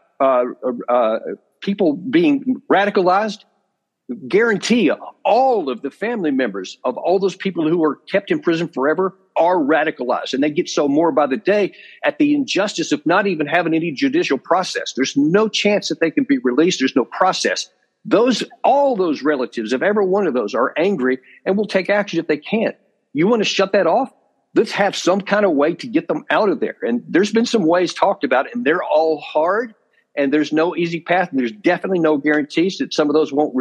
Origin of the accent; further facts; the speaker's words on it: United States; as an American